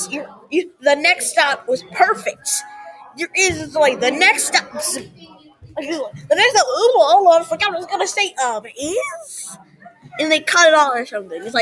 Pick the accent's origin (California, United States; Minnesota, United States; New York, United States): New York, United States; I'm from New York.